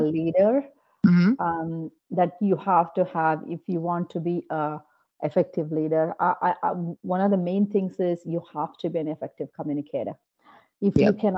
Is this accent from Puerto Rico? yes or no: no; Bangalore, Karnataka, India; moved away as an adult; now in United States; I come from Bangalore, which is considered the Silicon Valley of India